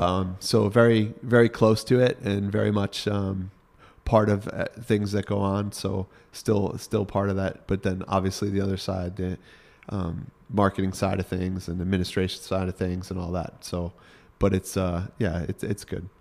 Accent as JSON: {"language": "English", "town": "Congers", "region": "New York", "country": "United States", "tie": "born or raised there", "accent": "Northeast", "moved": "as an adult", "lives_now": "Connecticut, United States", "said": "I grew up in basically suburban New York City. I grew up in Rockland County"}